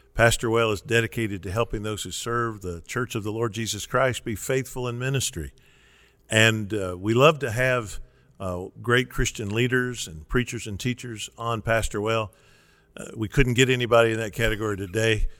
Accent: Kentucky, United States; in Kentucky we don't say Western, we say West Kentucky.

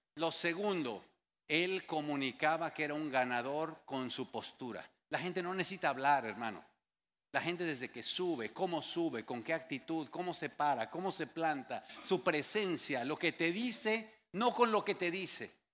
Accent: Mexico; Había como cinco mexicanos allá afuera, los que estábamos ahí llegando

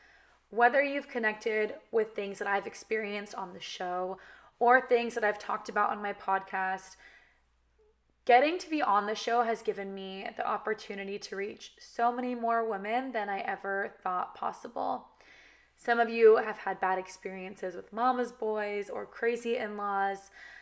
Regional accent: California, United States; accent: valley girl; but I was raised in California, kind of talk like a valley girl. Like that's just how I was raised to talk.

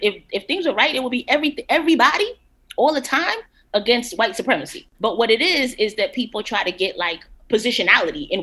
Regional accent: Guatemala; I am from Guatemala

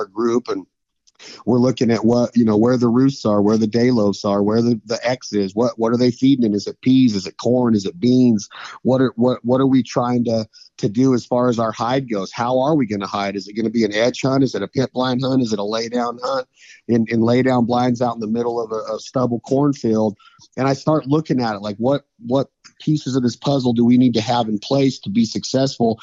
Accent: Reno, Nevada, United States; I grew up in Reno, Nevada area

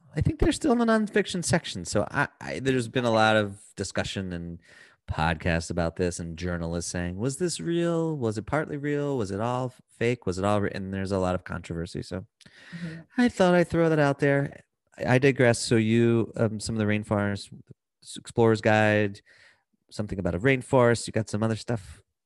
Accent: United States; I'm from America.

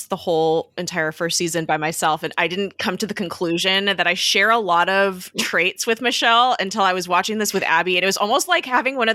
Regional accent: Los Angeles, California, United States; so I am from California. I have lived in the Los Angeles area my entire life.

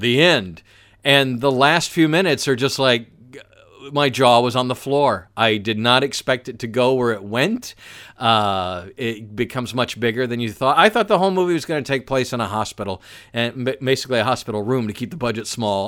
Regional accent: Atlanta, Georgia, United States; my hometown of Atlanta

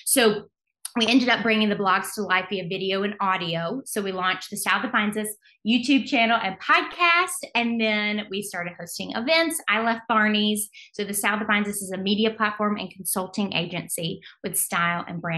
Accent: Alabama, United States; now in New York City, United States; We're from Alabama, but we live in New York City now.

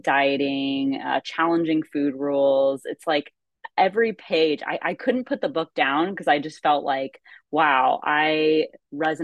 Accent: California, United States; I'm from California

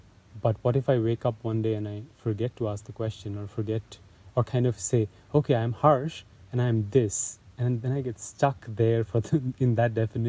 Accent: Kolkata, West Bengal, India; moved away; So I grew up in Calcutta. It's mm-hmm. it's a pretty big city in northeastern India.

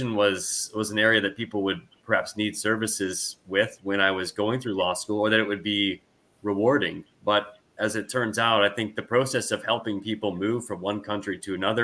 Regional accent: United States; moved away; also born or lived in Wisconsin / Washington; I'm originally from the United States

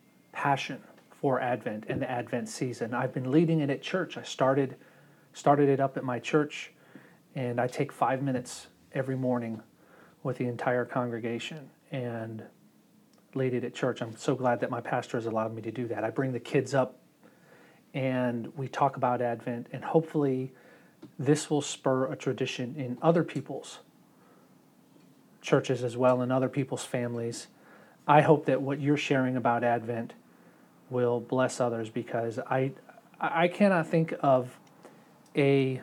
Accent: Germany; See, I grew up in Germany mostly for most of my childhood, and my mother is German.

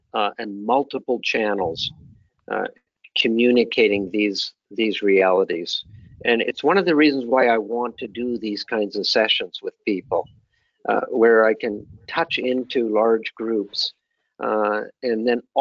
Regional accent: Canada; as a Canadian

